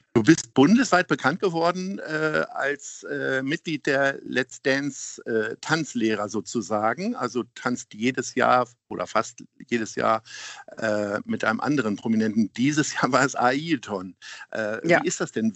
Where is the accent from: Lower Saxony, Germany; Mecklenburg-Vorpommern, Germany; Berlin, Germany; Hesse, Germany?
Lower Saxony, Germany; Hanover; now in Hamburg, Germany; ich komme auch aus Hannover